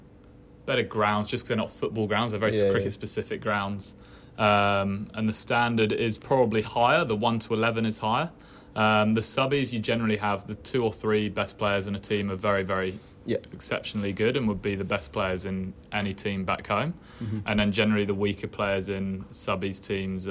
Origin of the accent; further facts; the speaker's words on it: England, United Kingdom; moved away as an adult; now in Australia; as an English guy coming over